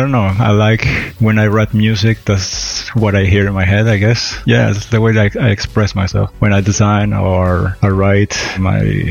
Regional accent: Venezuela; moved away; I'm originate from there

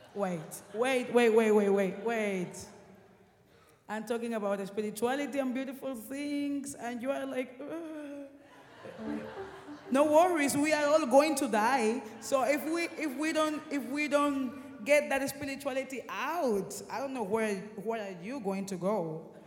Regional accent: Havana, Cuba; born or raised there

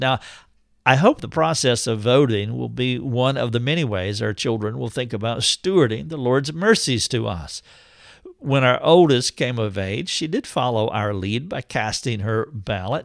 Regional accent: United States

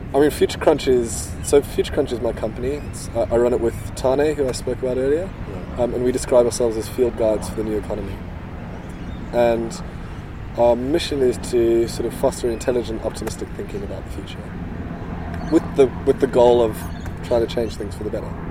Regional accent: South Africa; I grew up in South Africa, very conservative um, socially

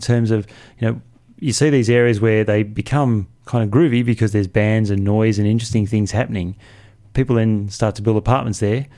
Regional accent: Canberra, Australian Capital Territory, Australia; I grew up here, uh, and Canberra has really changed

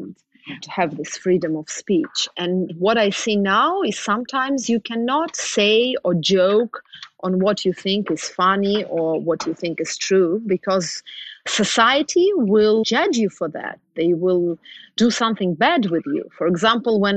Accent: Russia; we Russians

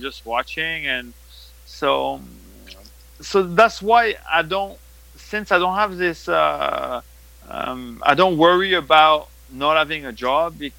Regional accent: France; accent: French; English is a second language; now in United States; we're still French

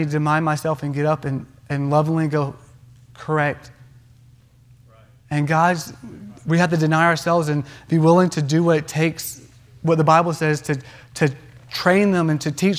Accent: North Carolina, United States; I grew up in North Carolina

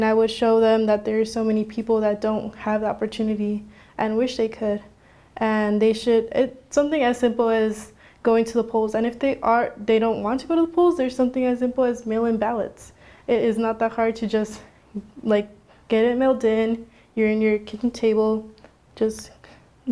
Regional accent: Phoenix, Arizona, United States; I come from the West Phoenix area

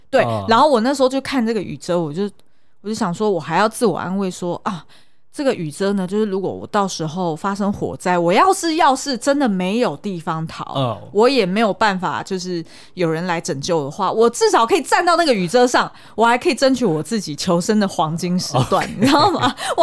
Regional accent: Taipei, Taiwan; 虽然看人家香港人很可怜，但事实上我们台北人也是

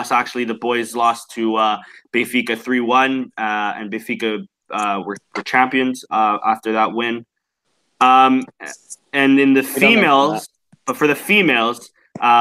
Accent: Canada; I'm Canadian

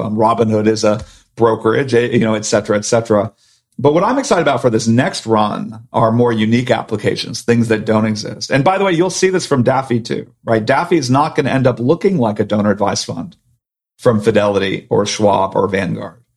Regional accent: Silicon Valley, California, United States; I grew up in Silicon Valley, but my parents are both doctors

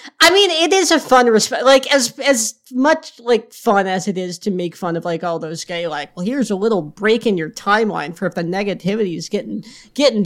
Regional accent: New York, United States; now in Philadelphia, United States; I grew up in New York

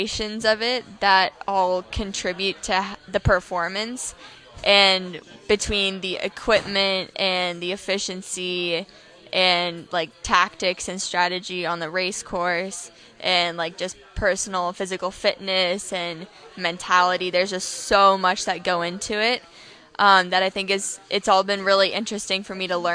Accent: San Francisco, California, United States; I'm from San Francisco, California

